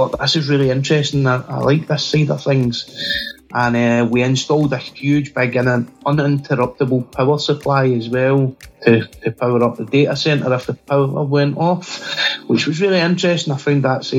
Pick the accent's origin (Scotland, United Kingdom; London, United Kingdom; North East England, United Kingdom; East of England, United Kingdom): Scotland, United Kingdom; Glasgow; So I'm from Glasgow in Scotland, which is in the U.K.